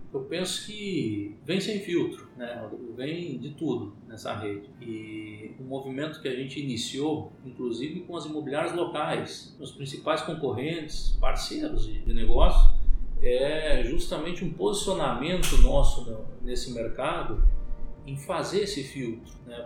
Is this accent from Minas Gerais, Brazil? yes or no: no; Paraná, Brazil; moved away as an adult; now in Sorriso, Brazil; eu sou paranaense é, de nascimento e sorrisense de coração